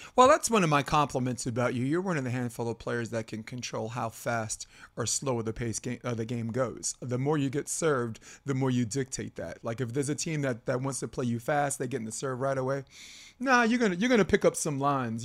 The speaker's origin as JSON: {"language": "English", "town": "New York City", "region": "New York", "country": "United States", "tie": "born or raised there", "said": "I'm a kid from Brooklyn."}